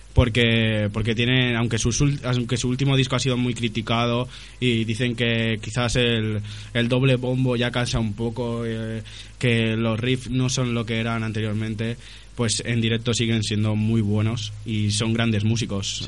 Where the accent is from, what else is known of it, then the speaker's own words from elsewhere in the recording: Madrid, Community of Madrid, Spain; Madrid con Z, por supuesto, como buen madrileño que soy.